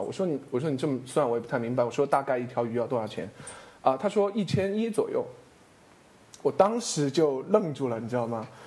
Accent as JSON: {"language": "Chinese", "town": "Chengdu", "region": "Sichuan", "country": "China", "said": "我成都人嘛"}